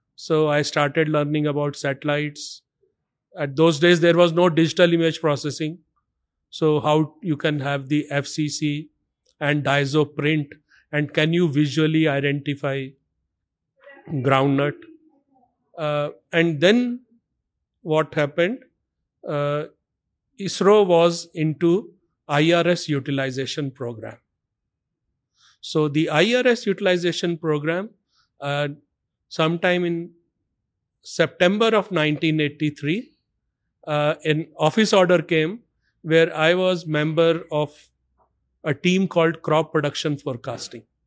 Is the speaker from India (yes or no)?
yes; Delhi, India; I was born and brought up in Delhi.